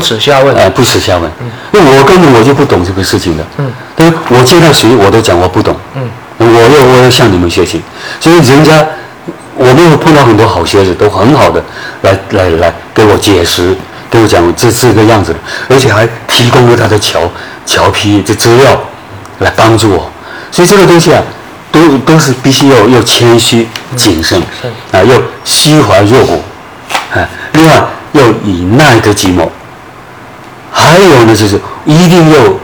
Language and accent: Chinese; Guangdong, China; moved away as an adult; also born or lived in Beijing / Hunan / Fujian; 我长期以来从十八九岁出去，一直到五十六岁回来。回汕头